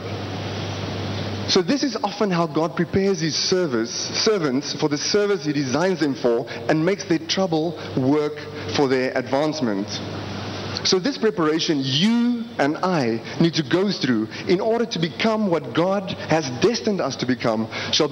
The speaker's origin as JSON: {"language": "English", "country": "South Africa", "said": "I am from South Africa."}